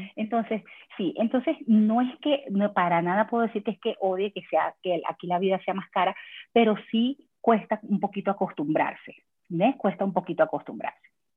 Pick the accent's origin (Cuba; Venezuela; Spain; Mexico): Venezuela; moved away as an adult; now in Canada; yo vengo de Venezuela.